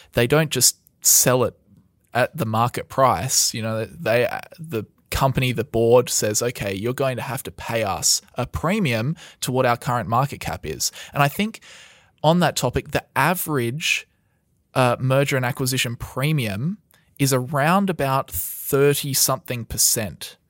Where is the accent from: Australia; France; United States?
Australia; We are from Australia